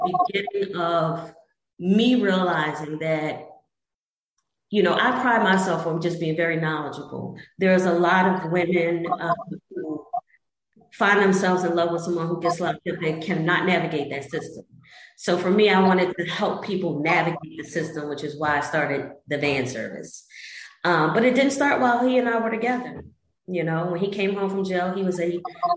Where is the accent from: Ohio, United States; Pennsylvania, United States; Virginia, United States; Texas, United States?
Pennsylvania, United States; Philadelphia; growing up in Southwest Philly